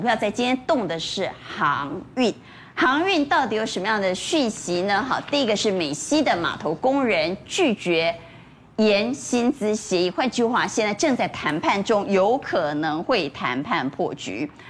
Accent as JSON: {"language": "Chinese", "country": "Taiwan", "said": "我们台湾人退出之后"}